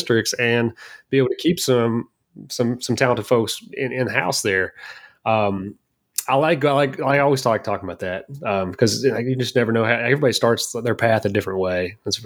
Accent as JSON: {"language": "English", "region": "Kentucky", "country": "United States", "said": "I'm from Kentucky"}